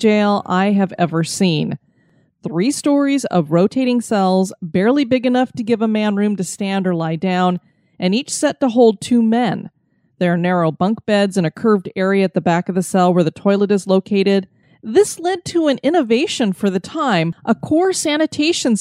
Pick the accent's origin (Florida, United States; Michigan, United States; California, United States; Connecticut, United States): Florida, United States; I am from Florida